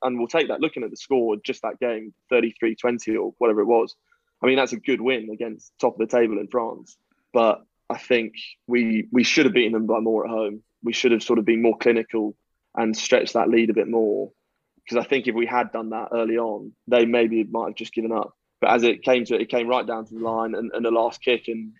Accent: Scotland, United Kingdom; born there; I'm more English than half the Quinns squad. I was born in Scotland, and I have Scottish heritage.

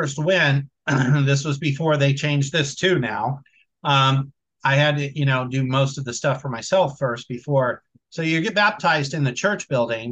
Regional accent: Vallejo, California, United States; Vallejo, my hometown

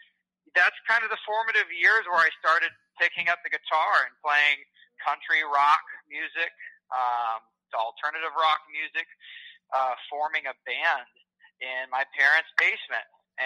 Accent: Ottumwa, Iowa, United States; also born or lived in Milton, Iowa; Yeah, I was born in Ottumwa, Iowa, back in 87.

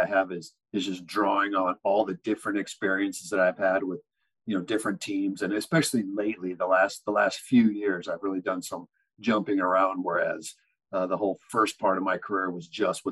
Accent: Arizona, United States; moved away as an adult; also born or lived in Kansas / Mexico; I grew up in Arizona

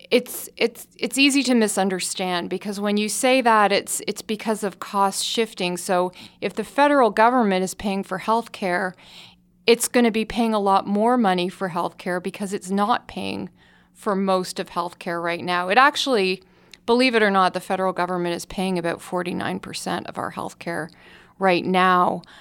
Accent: Canada; I can tell you that from experience because I grew up in Canada

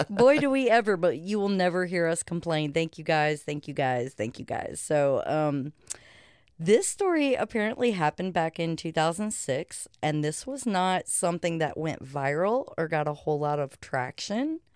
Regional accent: United States; as an American who is uncultured

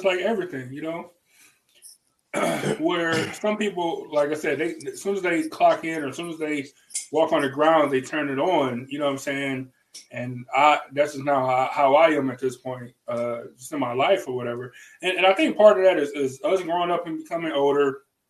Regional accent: the South, United States; But I'm from the South, and that's how we talk.

